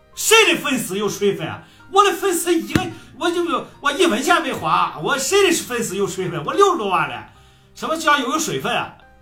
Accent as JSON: {"language": "Chinese", "town": "Heze", "region": "Shandong", "country": "China", "said": "我们菏泽人啊，我们菏泽人觉得你们济南那片子，还有淄博那片子说话贼土。我们和， 菏泽人说话都洋气啊"}